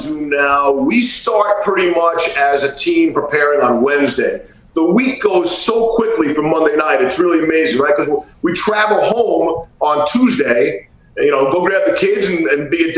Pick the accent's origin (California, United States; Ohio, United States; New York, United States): New York, United States; Growing up in New York and the Northeast